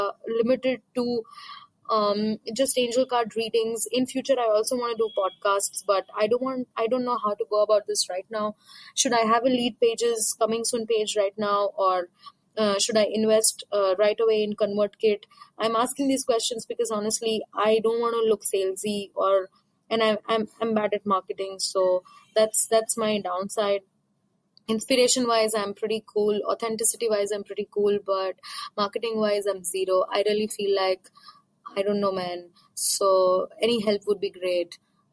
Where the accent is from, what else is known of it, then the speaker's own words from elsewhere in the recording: India; from India.